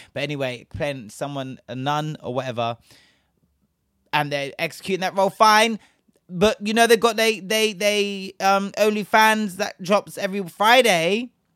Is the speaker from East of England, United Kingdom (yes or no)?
no; Bristol, South West England, United Kingdom; my hometown is Bristol. For those of you that don't know, I am originally from Bristol